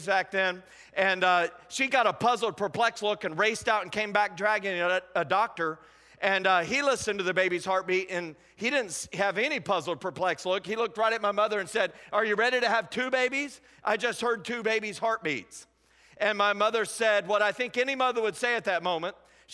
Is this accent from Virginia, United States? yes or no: no; Indiana, United States; moved away as an adult; now in Anderson, United States; I'm originally from Indianapolis, Indiana, just south of there. I grew up on a farm